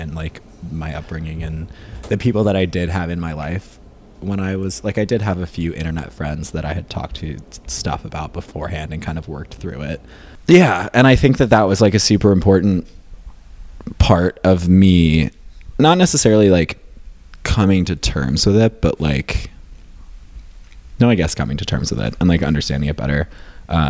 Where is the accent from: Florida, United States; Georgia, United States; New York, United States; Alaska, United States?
New York, United States; upstate; moved away as an adult; also born or lived in Boston; now in Los Angeles, United States; I grew up in rural upstate New York